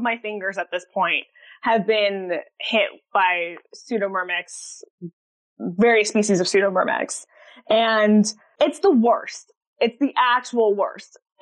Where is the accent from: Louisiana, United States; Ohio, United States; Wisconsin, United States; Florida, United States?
Florida, United States; Central; growing up in Central Florida